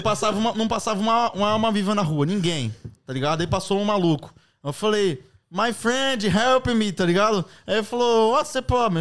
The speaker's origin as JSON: {"language": "Portuguese", "country": "Brazil", "moved": "yes", "lives_now": "London, United Kingdom", "said": "sou do Brasil"}